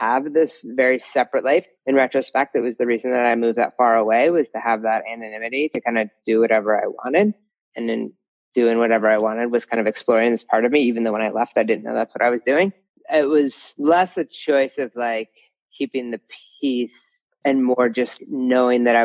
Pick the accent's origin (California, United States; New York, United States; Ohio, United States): Ohio, United States; moved away as an adult; also born or lived in Colorado; I grew up in Ohio